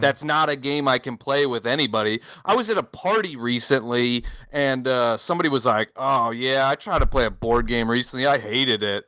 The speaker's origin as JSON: {"language": "English", "country": "United States", "tie": "born or raised there", "moved": "as an adult", "lives_now": "France", "said": "I grew up in America, but I live in France now"}